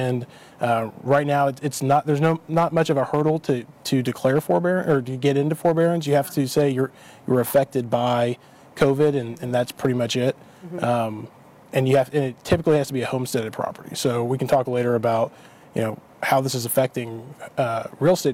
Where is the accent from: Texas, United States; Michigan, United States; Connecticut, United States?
Texas, United States; Dallas; also born or lived in Oklahoma; I'm from Dallas. Had a brief stint in Oklahoma and then made my way back as soon as I could